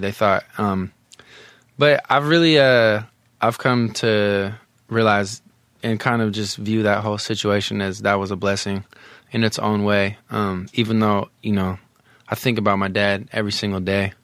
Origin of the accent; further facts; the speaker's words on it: the Bay Area, California, United States; I'm from the Bay